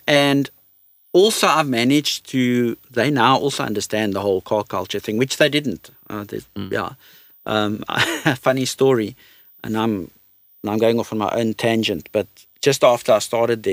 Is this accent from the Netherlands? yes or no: no; South Africa; we're South African